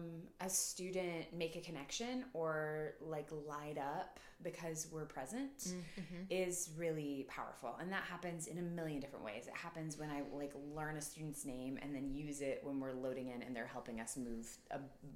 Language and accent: English; Topeka, Kansas, United States; moved away as an adult; also born or lived in Wichita, Kansas / Iowa / New Mexico; now in Omaha, United States; I was born in Wichita. Okay. I was raised in Topeka.